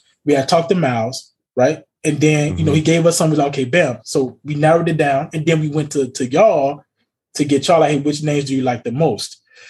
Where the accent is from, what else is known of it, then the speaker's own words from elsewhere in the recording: United States; because we as American people have this one like weird brain